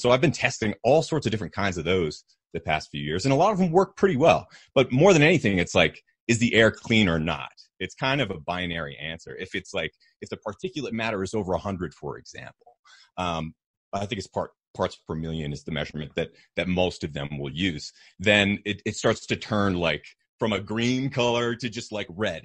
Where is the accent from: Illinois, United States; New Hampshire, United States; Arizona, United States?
New Hampshire, United States; moved away; also born or lived in Austin, Texas; I grew up in New Hampshire, um, in, in kind of a tiny mountainous community